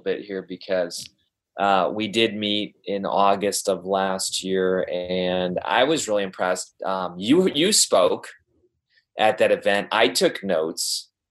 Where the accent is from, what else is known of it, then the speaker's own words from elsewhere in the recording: Wisconsin, United States; now in Columbus, United States; I'm a transplant. I grew up in Wisconsin. And so Ohio to me, even though I've lived here for a little while now, it still feels new